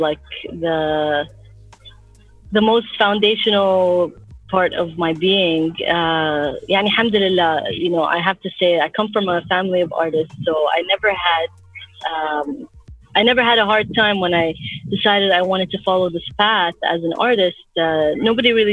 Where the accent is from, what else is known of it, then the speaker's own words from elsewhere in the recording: Abu Dhabi, United Arab Emirates; moved away; also born or lived in Iraq (ancestry) / Canada; I grew up in Abu Dhabi